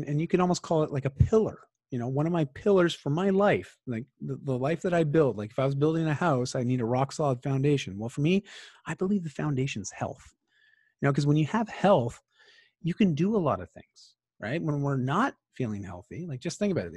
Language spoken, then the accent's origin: English; Bowmanville, Ontario, Canada; moved away as an adult; now in Vancouver, Canada; I grew up in Ontario in a small town called Bowmanville